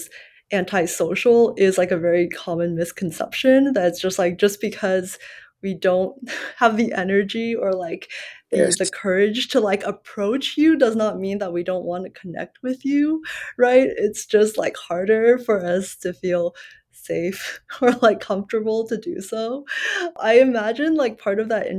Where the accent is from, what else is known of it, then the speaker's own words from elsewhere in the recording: United States; English is a second language; growing up here and, well, for a while, I kind of identified English as my second language because ethnically I'm Chinese and, like, we immigrated when I was 7